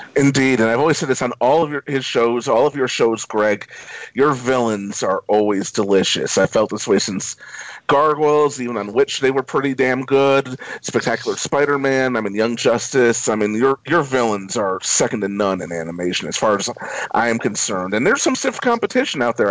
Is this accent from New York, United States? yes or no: yes; New York City, New York, United States; as a New Yorker, born and raised in New York City